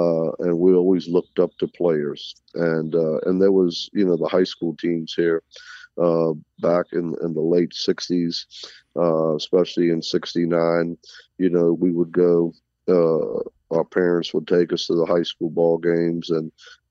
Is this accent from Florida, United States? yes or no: yes; Key West, Florida, United States; I really enjoyed my years growing up in Key West in the 60s and Little League